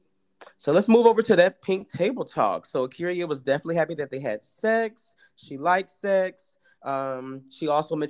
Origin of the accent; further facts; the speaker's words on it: Atlanta, Georgia, United States; moved away as an adult; We are from Atlanta